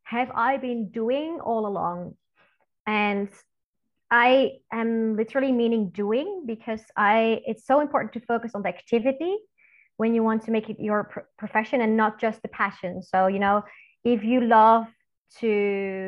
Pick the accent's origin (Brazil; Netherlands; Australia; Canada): Netherlands; also born or lived in Belgium; I am from the Netherlands originally, living in Belgium and the Netherlands both actually